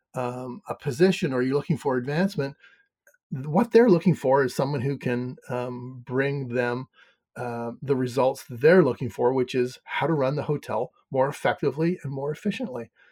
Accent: Canada; accent: Canadian; now in Maine, United States; I'm from Canada originally. Mm-hmm. I live in Maine

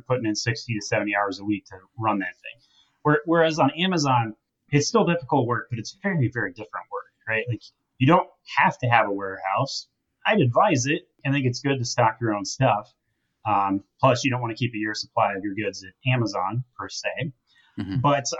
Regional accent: Utah, United States; I grew up in Utah

